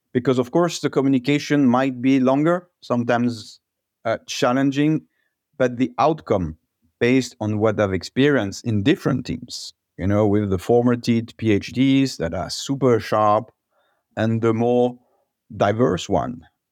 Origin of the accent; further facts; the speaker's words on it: Alsace, Grand Est, France; moved away as an adult; also born or lived in Paris, France; now in Walldorf, Germany; I'm originally from Alsace, one of the most beautiful region in France